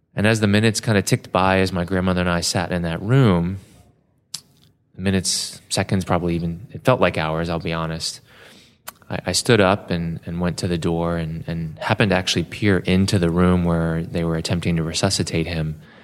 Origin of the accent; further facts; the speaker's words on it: Baltimore, Maryland, United States; I was born in Baltimore at a little community hospital just down the road from where I currently practice at the University of Maryland. And for the first few years of my life, grew up in the city.